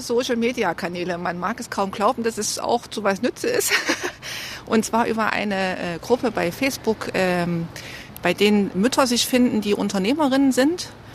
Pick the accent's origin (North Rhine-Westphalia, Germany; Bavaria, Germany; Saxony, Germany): Saxony, Germany; Leipzig; ich liebe meine Heimatstadt ohne Ende